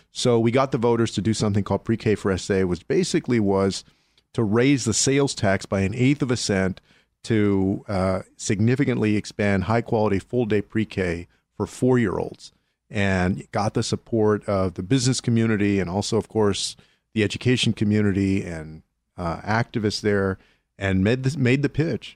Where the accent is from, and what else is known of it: San Antonio, Texas, United States; born or raised there